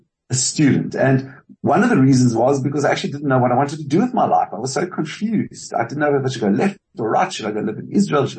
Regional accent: South Africa; also born or lived in California, United States; I am South African and it's a very strong part of my identity.

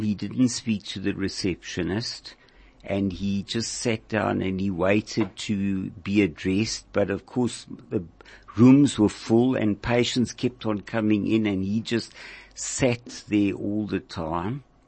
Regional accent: Bloemfontein, Free State, South Africa; moved away as an adult; I grew up in Bloemfontein in the Free State.

